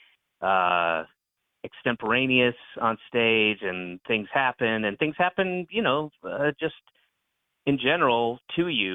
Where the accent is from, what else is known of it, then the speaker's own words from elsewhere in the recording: Roswell, Georgia, United States; I grew up in Roswell, Georgia